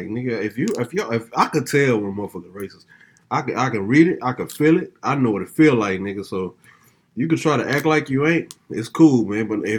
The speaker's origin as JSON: {"language": "English", "region": "Mississippi", "country": "United States", "tie": "born or raised there", "moved": "yes", "said": "Growing up in Mississippi"}